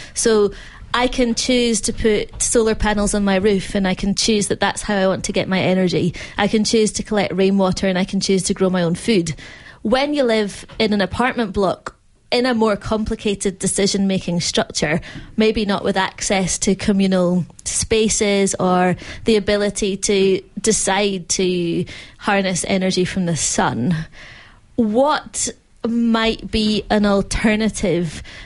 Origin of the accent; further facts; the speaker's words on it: Glasgow, Scotland, United Kingdom; now in Melbourne, Australia; I grew up in apartments in Glasgow